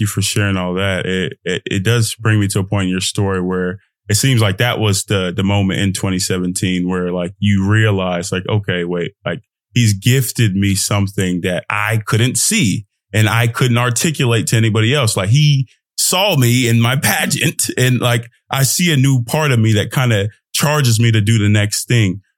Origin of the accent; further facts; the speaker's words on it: United States; I'm an American too. I'm Nigerian American.